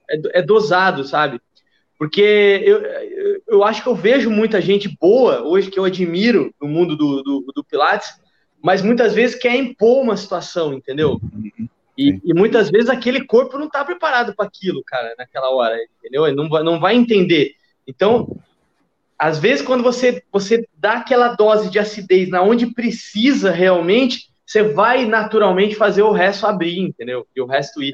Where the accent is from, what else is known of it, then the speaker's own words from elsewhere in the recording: São Paulo, Brazil; moved away as an adult; also born or lived in Minas Gerais, Brazil; now in Rio de Janeiro, Brazil; eu sou de São Paulo, mas eu fui fazer faculdade em Minas Gerais